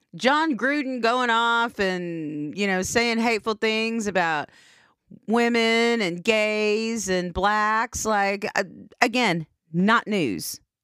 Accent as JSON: {"language": "English", "town": "Anadarko", "region": "Oklahoma", "country": "United States", "tie": "born or raised there", "said": "my hometown of Anadarko"}